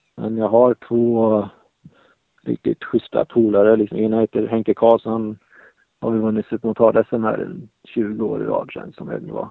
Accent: Sweden

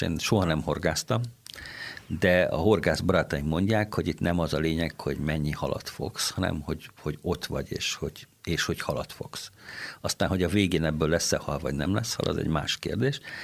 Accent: Kaposvár, Somogy, Hungary; now in Székesfehérvár, Hungary; jártam, ahol egy nagyon jó kórus volt, Kaposváron, ahonnan származom

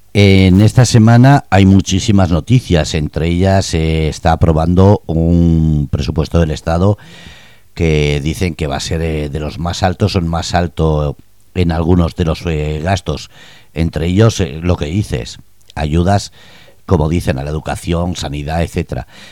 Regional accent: Spain; now in Germany; como española y como persona que vives en Alemania

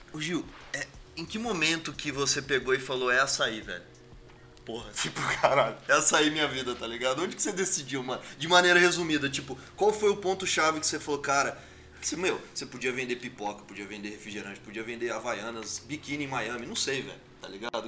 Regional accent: Campo Grande, Mato Grosso do Sul, Brazil; now in São Paulo, Brazil; uma cidade que eu respeito e amo de paixão, é onde tudo aconteceu, que é Campo Grande, Mato Grosso do Sul

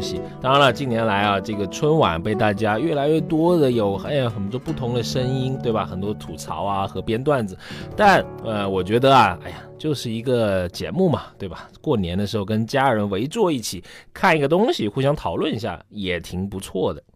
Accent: Guilin, Guangxi, China; 其中就有一个我的家乡，在广西，广西的桂林

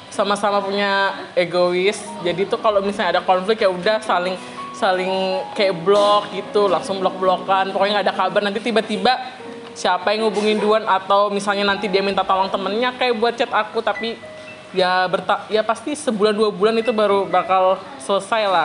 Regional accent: Kalimantan, Indonesia; dan ternyata aku bilang aku orang sini aku orang Kalimantan terus aku tanya lah karena kan di Kalimantan tuh nggak ada sih orang-orang

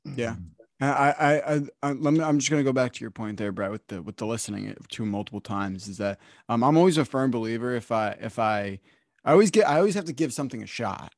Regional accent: New Jersey, United States; I'm from New Jersey, right? I didn't grow up listening to country music.

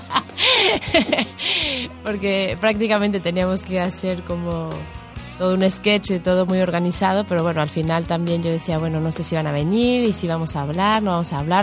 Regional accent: Mexico City, Mexico; also born or lived in Miami; now in Spain; yo soy de la Ciudad de México, y luego viví en Miami

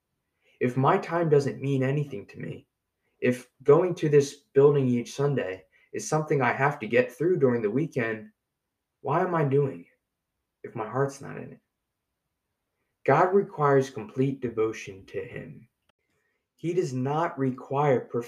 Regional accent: United States; American Christians as a whole, including myself

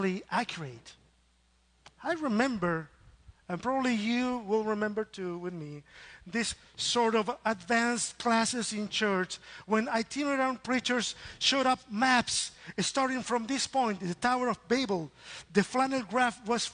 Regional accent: Chile; English is a second language; moved away as an adult; now in Austin, United States; I come from Chile

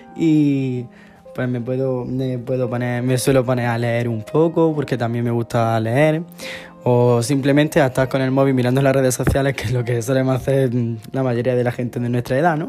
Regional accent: Águilas, Region of Murcia, Spain; also born or lived in Lorca / Jaén; Yo nací en Lorca, en un pueblo de Murcia, y me he criado en un pueblo de al lado, de la costa, en Murcia también. Se llama Águila

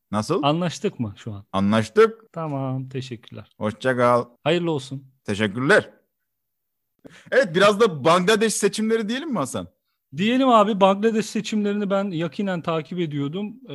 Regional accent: Kayseri Province, Turkey; Ya evet ben de Kayseriliyim ya.

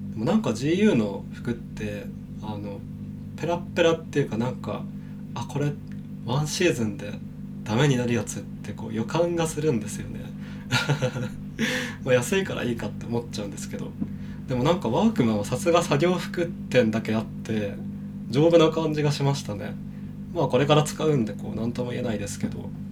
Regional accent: Kanagawa, Japan; now in Shinjuku, Japan; 僕の地元ってその神奈川県の結構田舎の方なんで

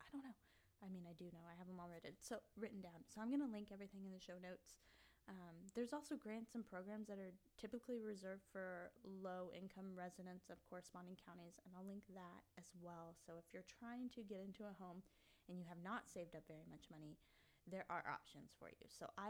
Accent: Kansas, United States; but then I was born here in spring, and I've lived here. I grew up in Kansas.

